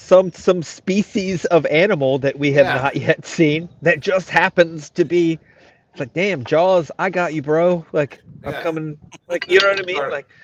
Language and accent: English; United Kingdom; accent: British; That's real British. It's not as Australian as I would like, but it's the accent I have.